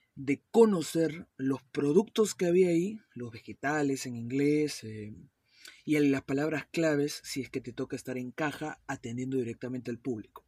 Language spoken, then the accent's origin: Spanish; Peru; also born or lived in Miami, United States / West Palm Beach, United States; mi país natal, Perú